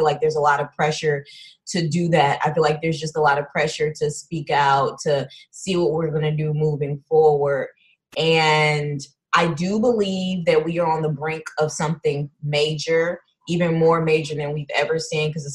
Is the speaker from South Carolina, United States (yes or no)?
no; Houston, Texas, United States; now in Los Angeles, United States; I'm from Houston as well, living at LA Cali Dream